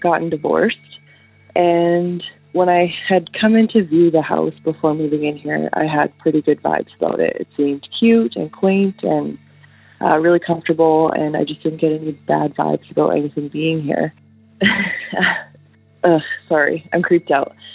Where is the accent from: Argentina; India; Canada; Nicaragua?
Canada; Northern Alberta; I'm from Northern Alberta in Canada.